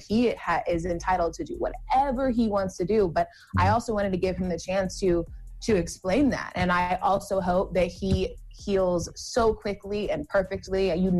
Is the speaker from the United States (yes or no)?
yes; Georgia, United States; I'm from Georgia.